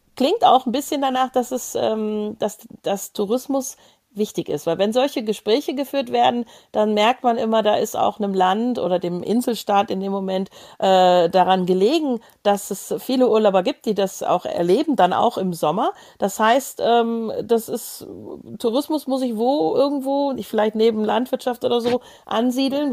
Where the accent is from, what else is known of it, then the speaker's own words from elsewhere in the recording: Germany; so als Deutsche